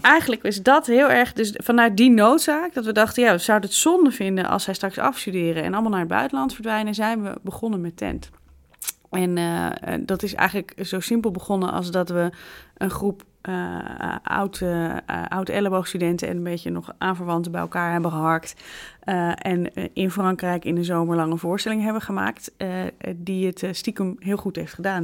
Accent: Amsterdam, North Holland, Netherlands; Ik ben een Amsterdamse.

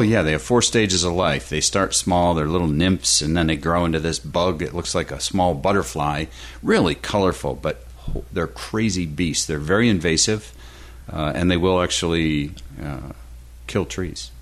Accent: Western New York, United States; now in Florida, United States; back in the homestead uh, in Western New York

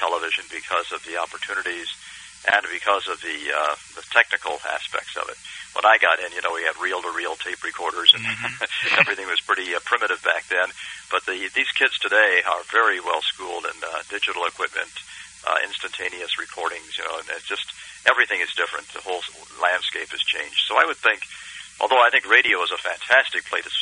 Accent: Indianapolis, Indiana, United States; I grew up in Indianapolis. I'm a kind of an indie kid.

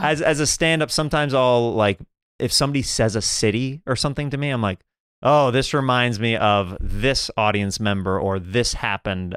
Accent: Kansas, United States; I'm, I'm from Kansas

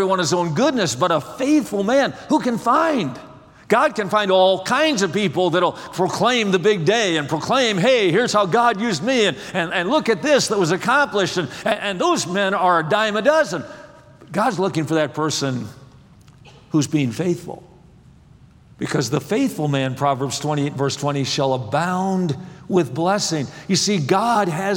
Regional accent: Wisconsin, United States; I grew up in Wisconsin

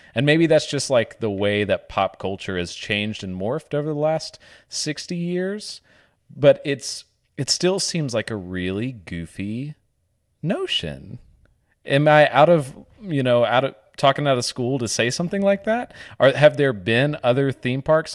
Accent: Northeast Arkansas, United States; I grew up in Northeast Arkansas

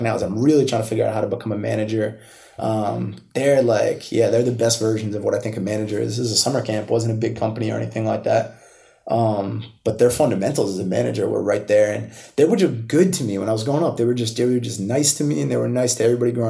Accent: Milford, Massachusetts, United States; So home is Milford. I grew up there, like 40 minutes outside the city

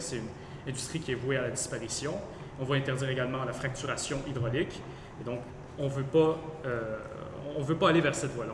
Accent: Quebec, Canada; prendre notre place dans le monde en tant que Québécois

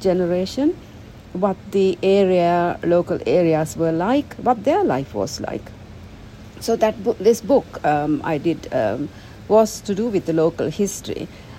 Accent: United Kingdom; I'm British, but, you know, English people.

